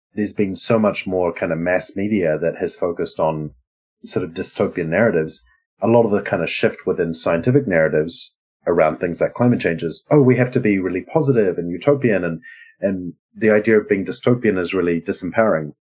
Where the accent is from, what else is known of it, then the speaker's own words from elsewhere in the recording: New Zealand; now in Sweden; I'm a New Zealander living in Sweden, uh, who's uh, like part Lebanese